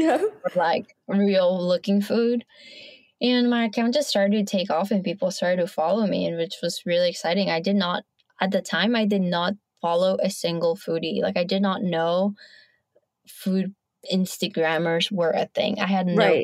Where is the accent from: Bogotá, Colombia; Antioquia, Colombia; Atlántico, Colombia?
Bogotá, Colombia; Bogota, Colombia; moved away; And I was born in Colombia. So I got to live and grow up with my maternal grandparents.